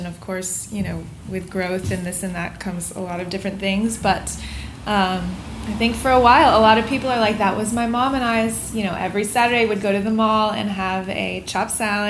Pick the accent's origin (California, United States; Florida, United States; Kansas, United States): Florida, United States; South; also born or lived in New York / Charleston, South Carolina; now in Los Angeles, United States; I grew up in South Florida